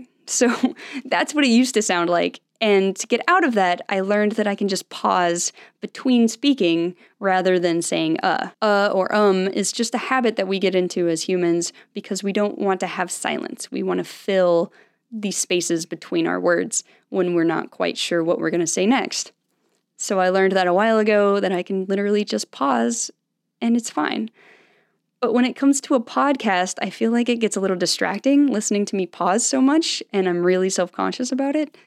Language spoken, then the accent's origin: English; Salt Lake City, Utah, United States; I grew up in Salt Lake City, Utah